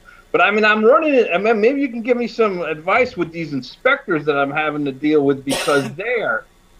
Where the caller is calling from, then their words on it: Berlin, Connecticut, United States; I am Zooming from Berlin, Connecticut, which is right outside of Hartford, Connecticut.